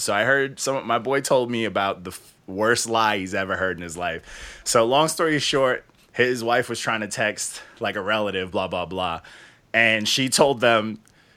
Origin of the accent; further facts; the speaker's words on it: New York, United States; we're from New York. So in New York, it was, you got to rap slow